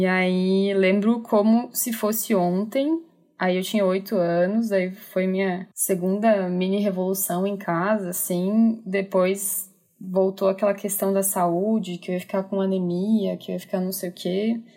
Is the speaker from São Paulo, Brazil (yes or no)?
no; Chapecó, Santa Catarina, Brazil; eu sou de Chapecó, Santa Catarina